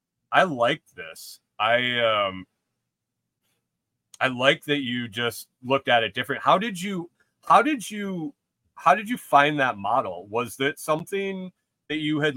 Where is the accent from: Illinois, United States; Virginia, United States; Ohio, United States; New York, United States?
New York, United States; Western; moved away as an adult; also born or lived in Buffalo, New York; I grew up in Western New York, went to school in Buffalo